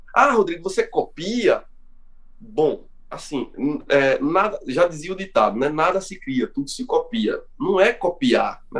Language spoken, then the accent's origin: Portuguese; Brazil; nós somos brasileiros, aqui já tem uma miscigenação grande